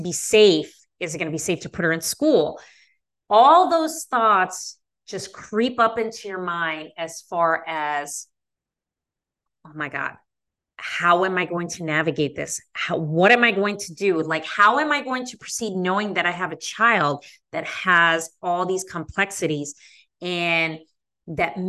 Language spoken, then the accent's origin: English; Las Vegas, Nevada, United States; now in Chicago, United States; I am not from the Midwest. I am a West Coast person. I grew up in Las Vegas